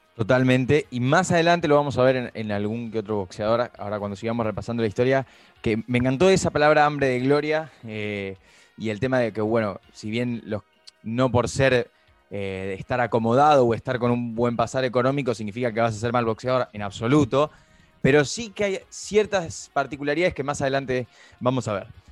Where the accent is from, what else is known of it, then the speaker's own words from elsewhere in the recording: Argentina; como argentinos